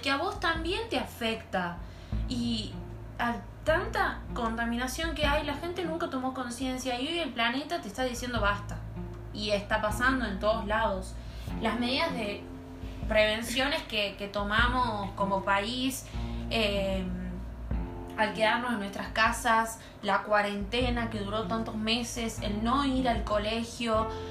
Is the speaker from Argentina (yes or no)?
yes; Argentina; nuestro país